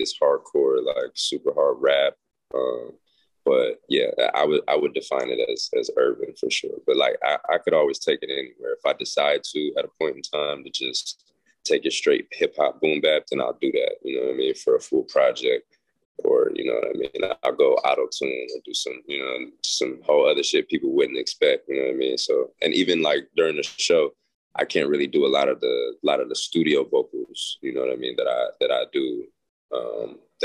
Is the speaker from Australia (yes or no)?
no; Las Vegas, Nevada, United States; It's a street I grew up on in Las Vegas, and it pretty much painted my whole childhood